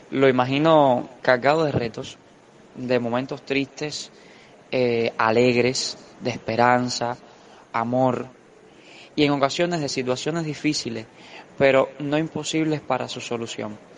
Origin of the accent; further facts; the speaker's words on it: Cuba; lo que queremos y de cómo haremos nosotros como cubanos, como jóvenes dignos